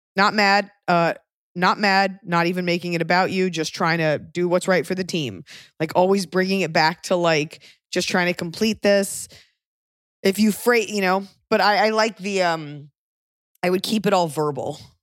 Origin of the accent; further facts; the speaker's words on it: the South, United States; I'm from the South